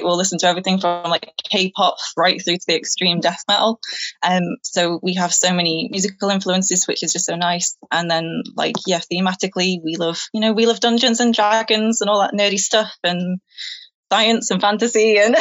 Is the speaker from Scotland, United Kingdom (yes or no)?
no; Manchester, North West England, United Kingdom; moved away as an adult; now in Chester, United Kingdom; I'm from Manchester originally